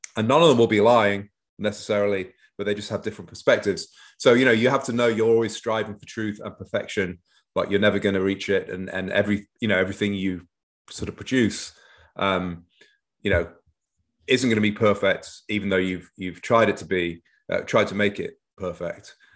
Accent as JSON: {"language": "English", "town": "Manchester", "region": "North West England", "country": "United Kingdom", "tie": "born or raised there", "moved": "as an adult", "lives_now": "Northern Virginia, United States", "said": "grew up in Manchester, northwest of England, mostly"}